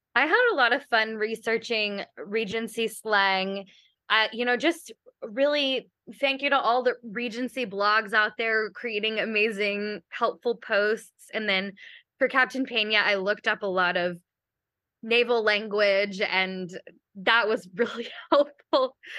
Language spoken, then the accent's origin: English; Kentucky, United States; moved away; I'm also from Kentucky, and we have a lot of sinkholes and caves